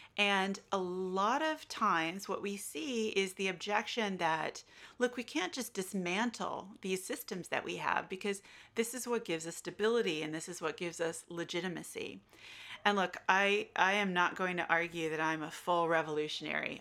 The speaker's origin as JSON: {"language": "English", "country": "United States", "accent": "American", "moved": "yes", "lives_now": "Australia", "said": "you can tell from my accent, I'm American"}